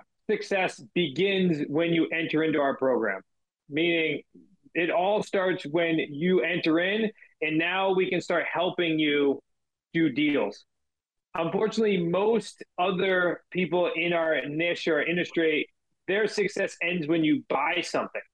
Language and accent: English; Massachusetts, United States; us being from Massachusetts